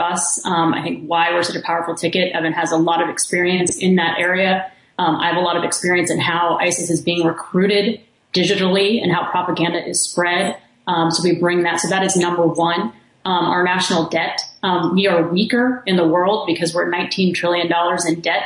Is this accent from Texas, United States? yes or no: yes; Kingwood, Texas, United States; moved away; also born or lived in Washington, D.C.; I'm from Texas. I grew up in Kingwood, Texas.